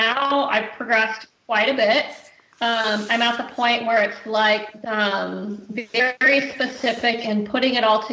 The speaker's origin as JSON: {"language": "English", "country": "United States", "moved": "yes", "lives_now": "Nanaimo, Canada", "said": "I am American"}